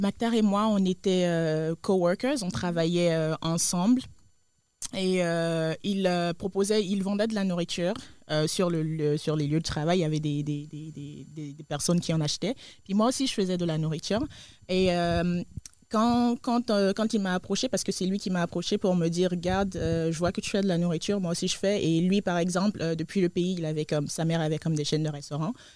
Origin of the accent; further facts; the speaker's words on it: Côte d’Ivoire; moved away; je viens de la Côte d'Ivoire, de l'Afrique de l'Ouest